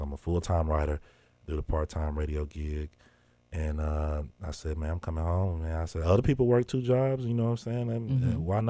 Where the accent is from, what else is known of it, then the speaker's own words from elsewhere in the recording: Mobile, Alabama, United States; now in Memphis, United States; So, you know, I did a lot of growing up in Mobile.